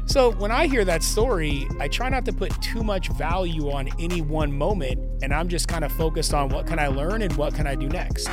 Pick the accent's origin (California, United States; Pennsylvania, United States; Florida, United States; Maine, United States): California, United States; Los Angeles; I grew up in Southern California. I was born in Van Nuys Hospital.